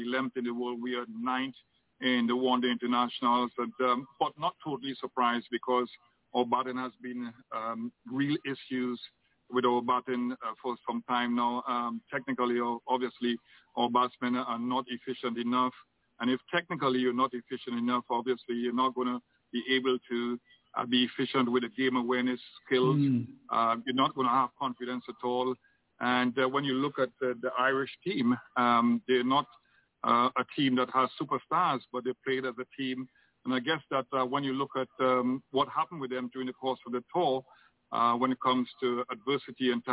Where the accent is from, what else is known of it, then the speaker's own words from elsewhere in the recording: Trinidad & Tobago; I'm Trinidadian